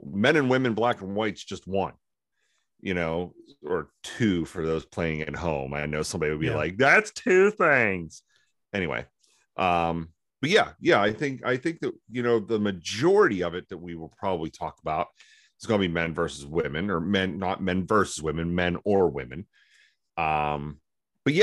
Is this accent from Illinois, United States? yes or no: no; Johnstown, Pennsylvania, United States; I grew up in Johnstown.